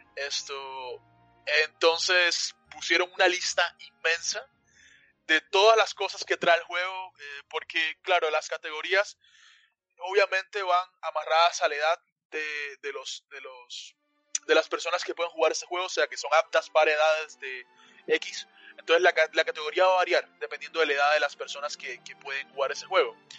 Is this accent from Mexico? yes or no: no; Cuba; now in United States; yo nací en Cuba, a mucha honra, mucho orgullo